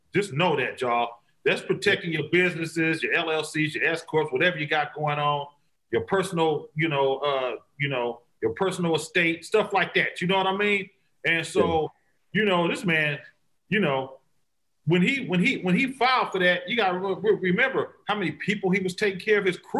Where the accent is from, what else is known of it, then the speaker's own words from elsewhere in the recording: Vallejo, California, United States; We made it, you know, really really good to say I'm from Vallejo with your chest out. Like, you understand me? Like, you ain't you know, it's the V. Like, we made it good to be from Vallejo.